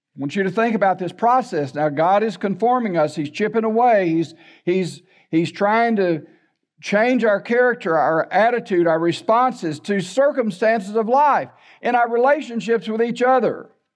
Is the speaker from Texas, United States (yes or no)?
yes; La Porte, Texas, United States; also born or lived in Baytown, Texas; I was raised in LaPorte.